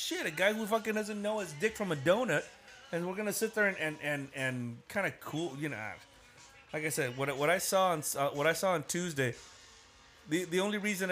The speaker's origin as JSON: {"language": "English", "country": "United States", "tie": "born or raised there", "said": "I'm an American. I mean, yeah, I'm brown, but I'm an American. I was born here just like the rest"}